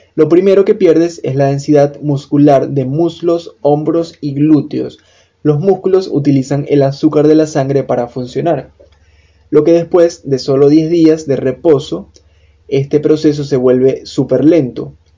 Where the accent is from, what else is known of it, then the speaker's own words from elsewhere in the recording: Venezuela; copywriter, venezolano